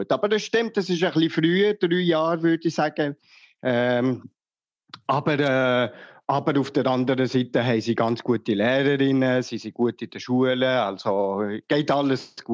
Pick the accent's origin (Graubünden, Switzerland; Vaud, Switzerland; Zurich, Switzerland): Vaud, Switzerland; Lausanne; Dass, äh, ich komme ja aus dem Grossraum Lausanne, also ist es ist das nicht eine, äh, äh, eine Fremdsprache sozusagen für mich.